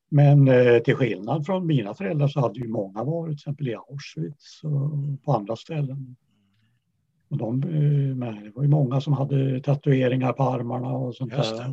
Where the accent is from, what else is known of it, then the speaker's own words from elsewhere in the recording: Uppsala, Uppsala County, Sweden; also born or lived in Kattakurgan, Uzbekistan; jag växte upp i Uppsala.